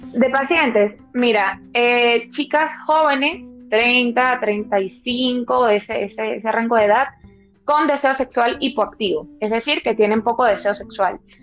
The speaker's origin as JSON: {"language": "Spanish", "country": "Venezuela", "moved": "yes", "lives_now": "Madrid, Spain", "said": "soy venezolana"}